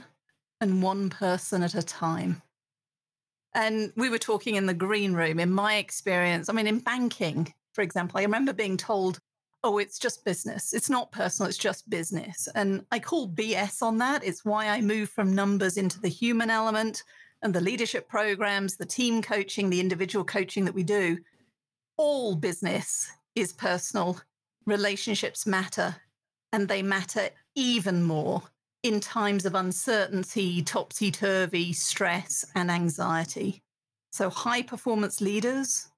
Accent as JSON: {"language": "English", "country": "United Kingdom", "accent": "British", "moved": "as an adult", "lives_now": "United States", "said": "as a British woman now living in America"}